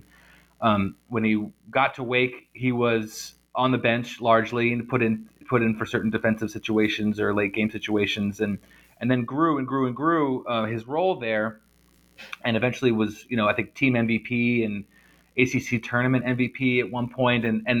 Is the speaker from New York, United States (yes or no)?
no; New Jersey, United States; As you know, I'm from New Jersey, and I went to college in the early 2000s, and it was a culture shock for me too.